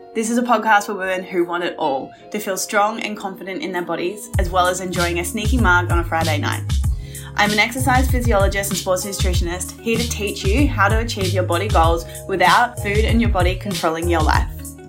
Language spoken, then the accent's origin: English; New South Wales, Australia; at home in my hometown, the south coast of New South Wales.